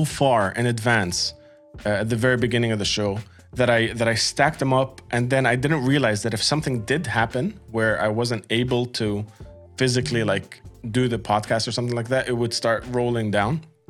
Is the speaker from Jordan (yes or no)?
yes; Amman, Amman Governorate, Jordan; also born or lived in Qatar; one of the first quote unquote real bands that I found growing up in the Middle East. You know, I moved from Qatar to Jordan, and I was like trying to get into the scene.